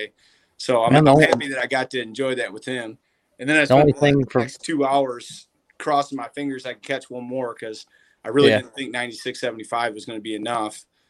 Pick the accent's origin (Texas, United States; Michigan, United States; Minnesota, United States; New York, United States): Michigan, United States; I was from Michigan